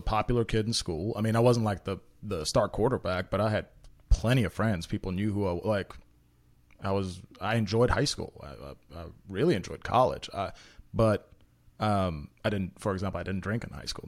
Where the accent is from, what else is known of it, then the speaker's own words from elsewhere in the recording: Memphis, Tennessee, United States; English is a second language; we got placed in Memphis, in North Memphis in particular. Um, well, I, I mean, I was one of, like, two white kids in my whole school, and I don't speak English